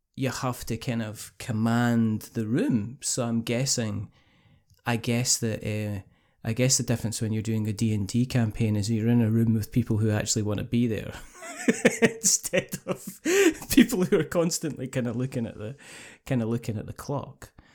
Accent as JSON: {"language": "English", "region": "Scotland", "country": "United Kingdom", "said": "I'm Scottish"}